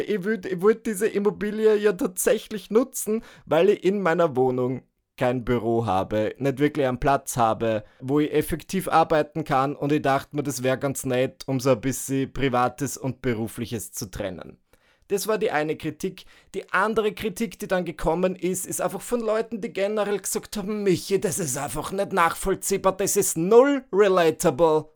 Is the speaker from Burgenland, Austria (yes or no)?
yes; Northern Burgenland, Austria; now in Vienna, Austria; zurück an meinem Heimatort, zurück in meiner Heimatregion, dem Nordburgenland